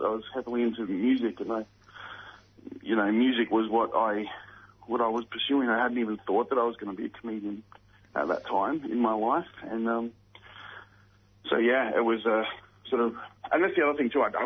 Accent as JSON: {"language": "English", "town": "Ipswich", "region": "Queensland", "country": "Australia", "tie": "born or raised there", "said": "I'm from Queensland, and Goodna is around where I grew up. I grew up in that area that I grew up in, the suburb next to it called Redbank"}